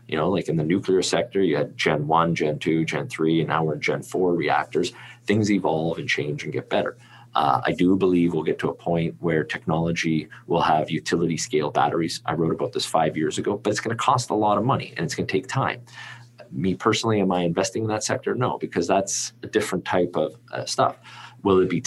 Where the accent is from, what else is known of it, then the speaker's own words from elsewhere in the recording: Canada; I'm Canadian